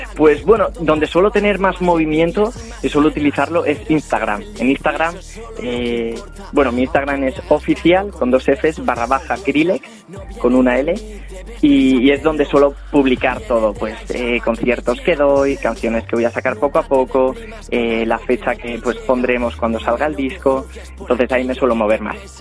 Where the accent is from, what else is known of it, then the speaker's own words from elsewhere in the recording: Spain; yo me siento orgulloso de, ser español